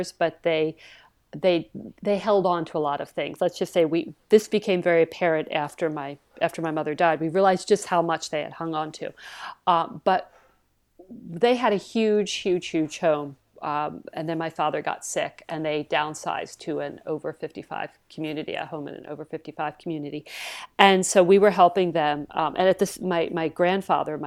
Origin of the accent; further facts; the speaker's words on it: New Jersey, United States; moved away; I was from South Jersey